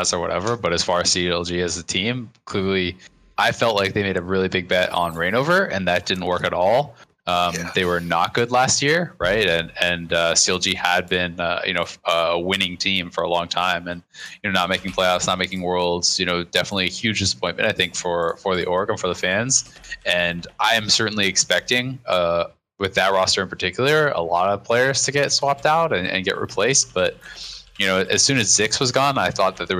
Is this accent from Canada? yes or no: yes; Kingston, Ontario, Canada; I grew up in Kingston, so not that far away